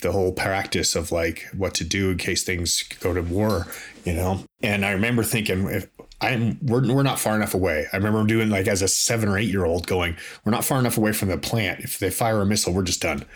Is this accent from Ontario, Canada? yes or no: yes; Toronto, Ontario, Canada; I grew up in Toronto, in Canada